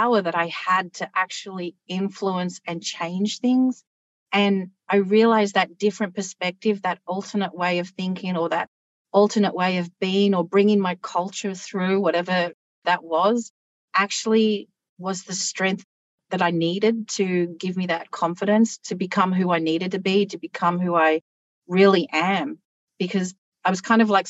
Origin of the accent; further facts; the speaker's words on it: Australia; accent: very Australian; my accent is very Australian.